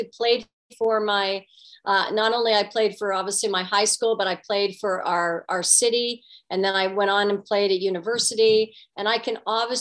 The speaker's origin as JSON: {"language": "English", "town": "Guelph", "region": "Ontario", "country": "Canada", "tie": "born or raised there", "said": "growing up in Guelph, Ontario"}